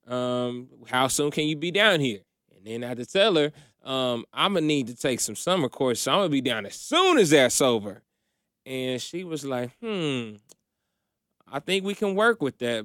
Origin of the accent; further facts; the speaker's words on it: Indiana, United States; moved away as an adult; also born or lived in Philippines; now in Atlanta, United States; moved to Indiana when I was, like, maybe one or two years old, and that's my childhood home.